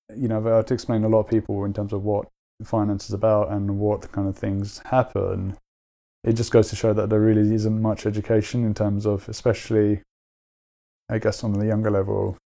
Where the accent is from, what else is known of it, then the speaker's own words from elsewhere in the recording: London, United Kingdom; I grew up in London and I went to uni in London